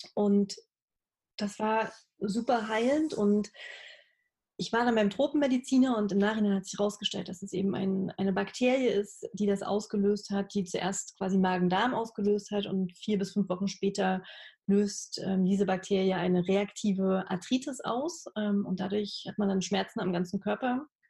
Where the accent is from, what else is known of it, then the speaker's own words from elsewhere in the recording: Halle, Saxony-Anhalt, Germany; moved away as an adult; also born or lived in Berlin; now in Leipzig, Germany; Ich bin äh, in Halle aufgewachsen, also in der Nähe von Leipzig äh, in Ostdeutschland